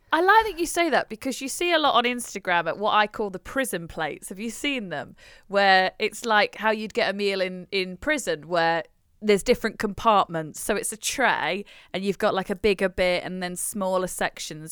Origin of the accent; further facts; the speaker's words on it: United Kingdom; as a British person